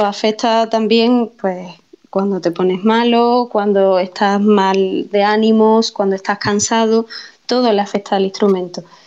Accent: Andalusia, Spain; mi tierra

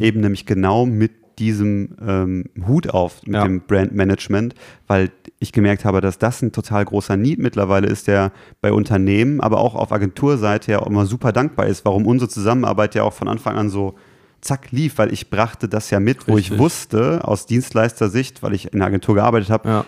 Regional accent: Gelsenkirchen, North Rhine-Westphalia, Germany; geboren und aus, aufgewachsen in Gelsenkirchen

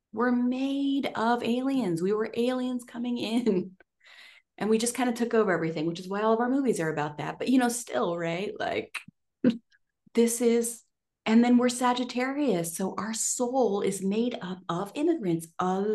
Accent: United States; I'm from America.

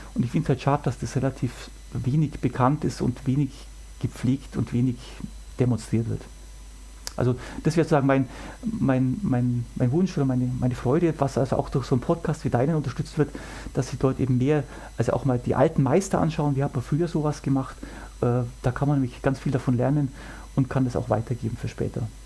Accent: Germany; bei uns in Deutschland

